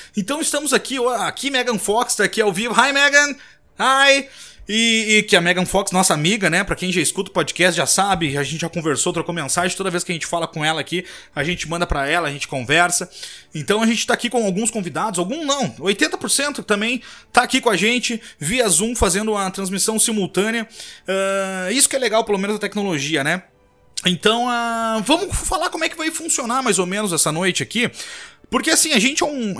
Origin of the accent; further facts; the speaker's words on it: Rio Grande do Sul, Brazil; moved away; Que somos do Rio Grande do Sul, apesar de hoje eu não estar morando mais lá